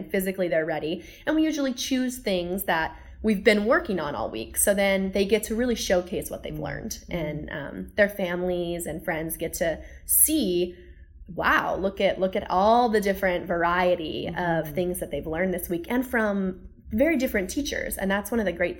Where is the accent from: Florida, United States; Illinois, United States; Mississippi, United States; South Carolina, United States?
Florida, United States; Satellite Beach; In Satellite Beach, Florida, which is just an hour and 20 minutes to the east of us